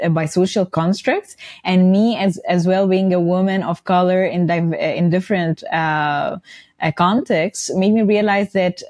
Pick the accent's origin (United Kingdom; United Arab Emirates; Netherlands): United Arab Emirates; Dubai; also born or lived in Cairo; Yes, I was mentioning that I was born in Dubai and grew up in Dubai, actually. And then I returned to Cairo for university studies, for college.